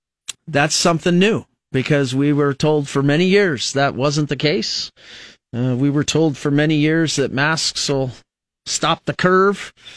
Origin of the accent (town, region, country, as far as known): United States